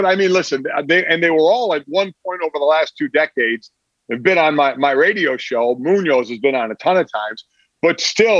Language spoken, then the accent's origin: English; Cleveland, Ohio, United States; moved away; it was my hometown.